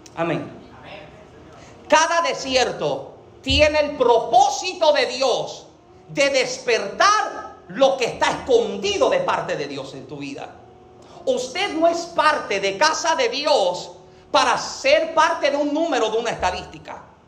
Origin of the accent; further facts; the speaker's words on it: Puerto Rico; yo soy boricua